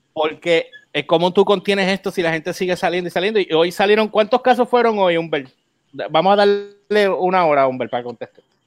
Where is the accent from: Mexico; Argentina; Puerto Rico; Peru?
Puerto Rico; me frustra más como puertorriqueño